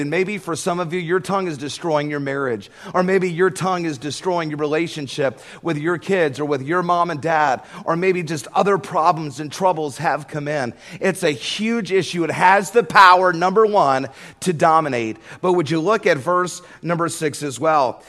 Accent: Georgia, United States; I grew up in Georgia

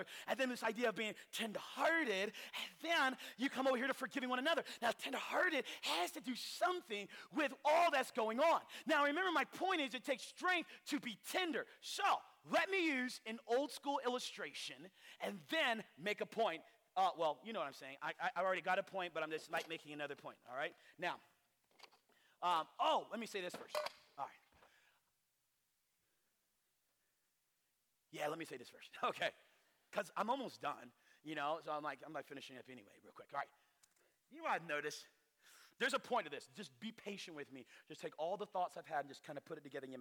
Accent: North Carolina, United States; us weirdos in North Carolina

